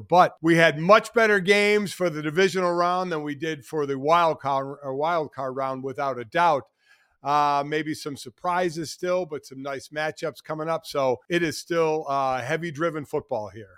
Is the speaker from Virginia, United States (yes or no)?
no; Cleveland, Ohio, United States; I grew up in Cleveland